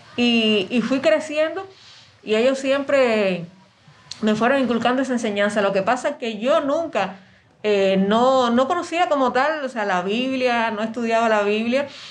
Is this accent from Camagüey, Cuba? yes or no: yes; Camagüey, Cuba; moved away as an adult; now in Havana, Cuba; yo soy de Camagüey, entonces yo vine acá a La Habana